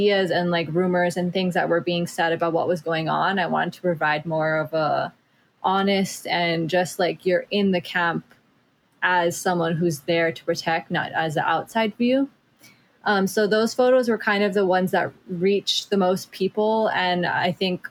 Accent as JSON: {"language": "English", "area": "Mauna Kea", "region": "Hawaii", "country": "United States", "tie": "born or raised there", "said": "the Mauna Kea, where I grew up, the town, the culture, the things that, well, we're all really trying to protect here in Hawaii"}